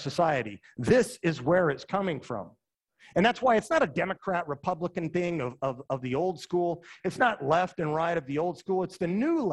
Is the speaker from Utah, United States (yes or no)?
yes; Utah, United States; moved away; also born or lived in Indiana; I'm from Utah